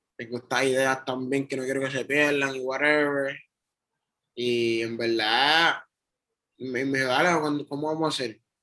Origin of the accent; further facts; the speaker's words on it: Trujillo Alto, Puerto Rico; moved away as an adult; also born or lived in Bronx, New York / New York; now in Río Piedras, Puerto Rico; yo yo nací en Nueva York, en el Bronx. Pero yo me crié en Trujillo Alto toda mi vida. Hasta mis 20 años